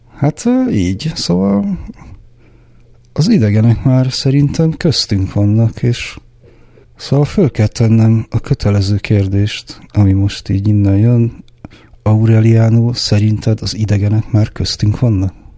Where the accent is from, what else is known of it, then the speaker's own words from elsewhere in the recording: Budapest, Hungary; én zuglói gyerek vagyok. Igazából egy zuglói panel proli vagyok.